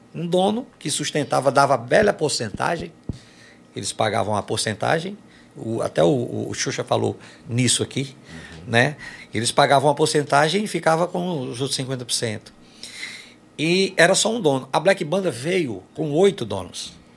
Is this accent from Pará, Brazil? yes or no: no; Quixadá, Ceará, Brazil; lá da minha cidade